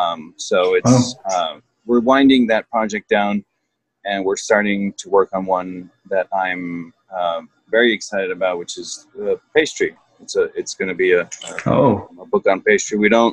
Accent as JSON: {"language": "English", "region": "Mexico City", "country": "Mexico", "tie": "born there", "said": "So, as you mentioned, I was born in Mexico City."}